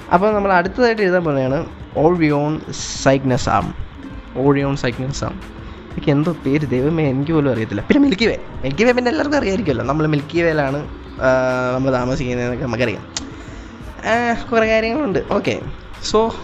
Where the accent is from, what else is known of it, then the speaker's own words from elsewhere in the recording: Kollam, Kerala, India; ഞാൻ കൊല്ലത്തു നിന്നാണ് വരുന്നത് അപ്പം കൊല്ലം കേരള ഇന്ത്യ